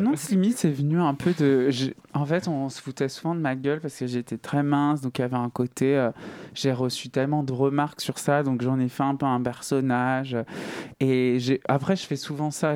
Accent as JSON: {"language": "French", "town": "Saint-Étienne", "region": "Auvergne-Rhône-Alpes", "country": "France", "moved": "yes", "said": "je viens de Saint-Etienne"}